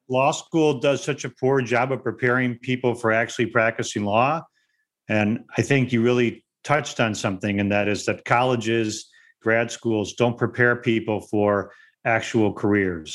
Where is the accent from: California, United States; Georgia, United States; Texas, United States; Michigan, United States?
Michigan, United States; Detroit; also born or lived in West Bloomfield, Michigan; I actually grew up in Detroit. I didn't grow up in a suburb of Detroit. I actually grew up in the city of Detroit